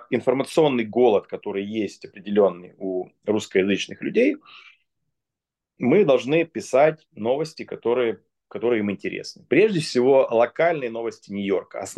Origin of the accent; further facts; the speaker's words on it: Russia; born there; я тоже я, родился я, в России.